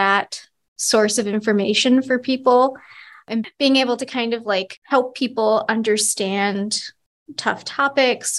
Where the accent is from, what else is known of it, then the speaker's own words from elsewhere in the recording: Adams, Massachusetts, United States; now in Williston, United States; I am from Adams, Massachusetts originally. So it's a little town in Western Mass.